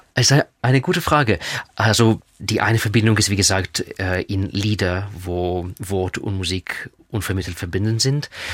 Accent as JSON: {"language": "German", "country": "Israel", "tie": "born or raised there", "also_born_or_lived": "Russia", "first_language": "Russian", "second_language": "German", "moved": "yes", "said": "meine Muttersprache ist Russisch. Äh, ich war in Russland geboren. Zweite Sprache ist Hebräisch, weil ich in Israel aufgewachsen bin"}